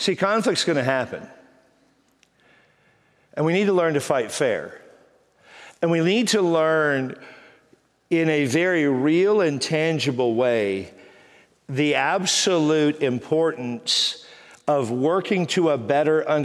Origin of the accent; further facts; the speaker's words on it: Texas, United States; moved away as an adult; now in San Diego, United States; I'm from Texas